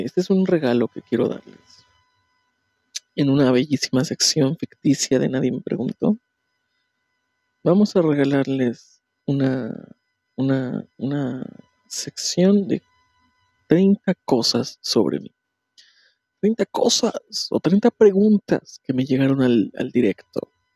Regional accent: Puebla, Mexico; moved away; de donde yo soy, en Puebla

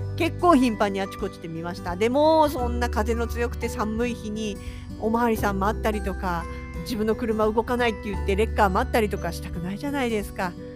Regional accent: southern Kanto, Japan; moved away as an adult; now in Sapporo, Japan; 自分の生まれ育った南関東なんで

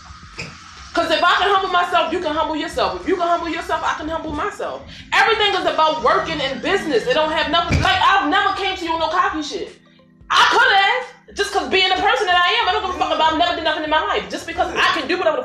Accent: Baltimore, Maryland, United States; I come from Lexington Church projects, like these stomping grounds, like been here and ain't gone nowhere.

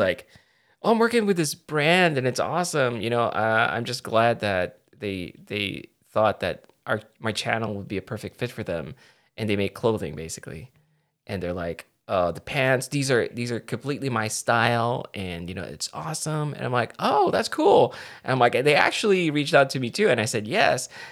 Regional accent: Philippines; I'm Filipino

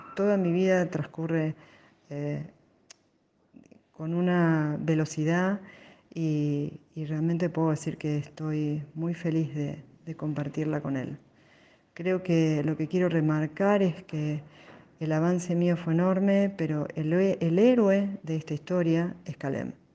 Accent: Buenos Aires, Argentina; nací en Capital Federal

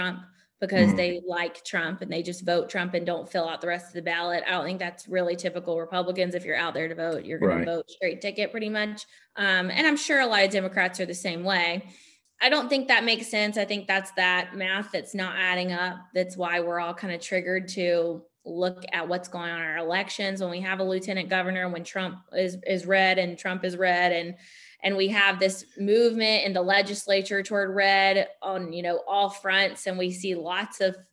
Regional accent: Hillsborough, North Carolina, United States; now in Durham, United States; I grew up in Hillsborough. I live in Durham now

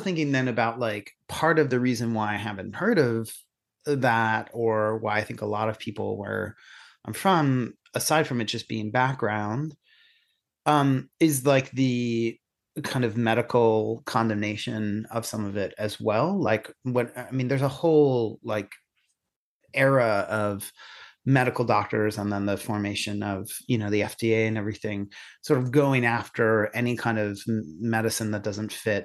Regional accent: Catasauqua, Pennsylvania, United States; now in Ireland; growing up in Catasauqua and you're, you know, Syrian and gay

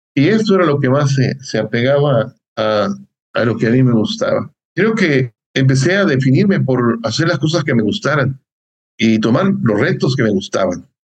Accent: Concordia, Sinaloa, Mexico; moved away as an adult; also born or lived in Hidalgo / State of Mexico / Puebla; yo soy de Concordia, Sinaloa, una persona de, de, un pueblo, de una ciudad, le dicen ciudad también, y la primaria pues la hice en un pueblo.

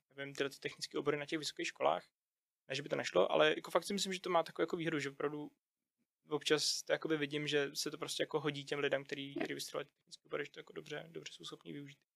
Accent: Czechia; jako Češi

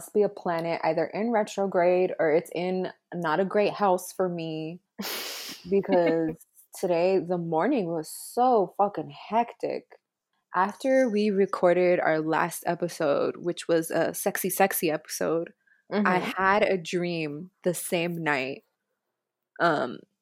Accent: New York City, New York, United States; accent: Bronx; I'm from the Bronx

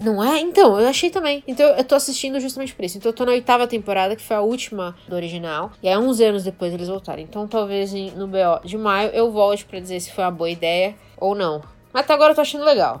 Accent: Brazil; a gente é brasileiro

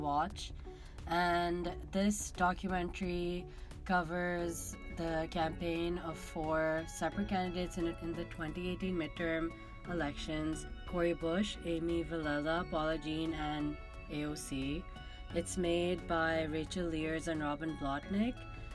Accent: Pakistan; moved away as an adult; now in United States; I grew up in Pakistan

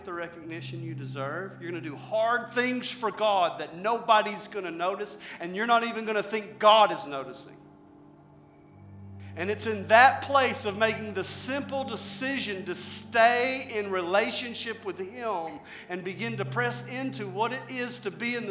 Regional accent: Arkansas, United States; I'm from Arkansas

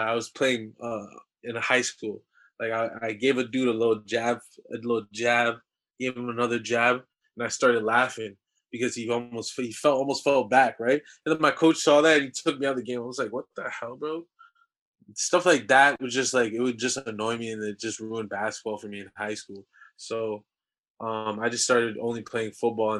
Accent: Ajax, Ontario, Canada; also born or lived in Austria; I'm from Ajax, Ontario. You know, I wouldn't say born and raised, but I was raised there. I was born in Austria

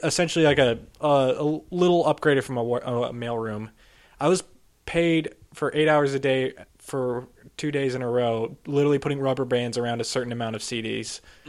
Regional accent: California, United States; No, I grew up in Northern California, actually.

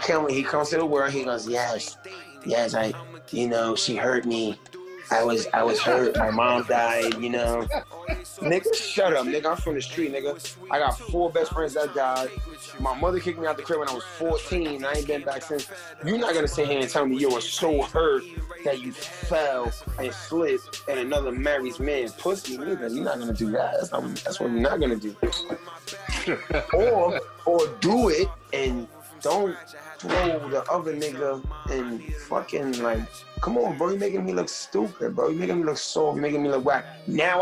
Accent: New York City, New York, United States; I come from the Bronx, New York

